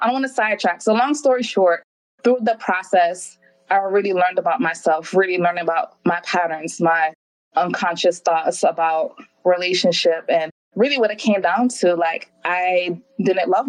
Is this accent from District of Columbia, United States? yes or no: no; New York City, New York, United States; moved away as an adult; also born or lived in Hawaii; I was born and raised in Brooklyn, New York. My family's from the Caribbean, particularly Jamaica